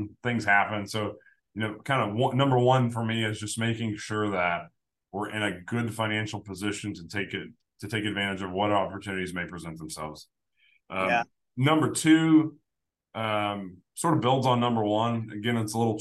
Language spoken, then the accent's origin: English; Evansville, Indiana, United States; I'm from Evansville, Indiana